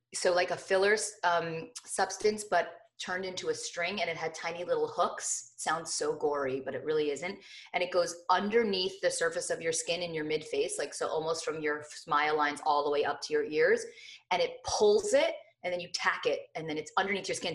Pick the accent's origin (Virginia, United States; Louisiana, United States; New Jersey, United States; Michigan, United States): New Jersey, United States; Morristown; I grew up in Morristown, New Jersey